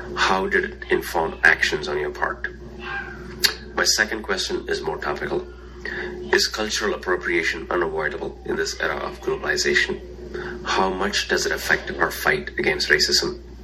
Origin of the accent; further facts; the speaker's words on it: India; moved away as an adult; now in United States; My racial journey in this country began more than 20 years ago when I immigrated from India